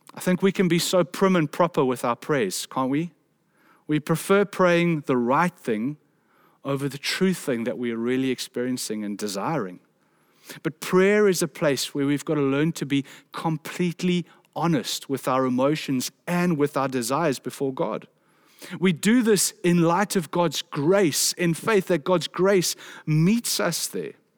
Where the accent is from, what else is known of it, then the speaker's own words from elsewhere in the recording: South Africa; a South African man